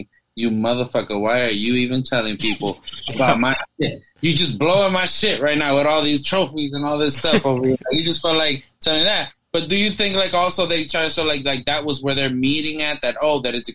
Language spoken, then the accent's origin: English; New York, United States; when I grew up in New York